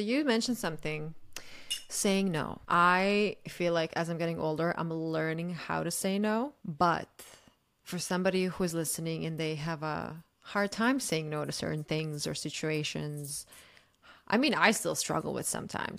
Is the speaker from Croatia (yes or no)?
yes; Croatia; I'm from Croatia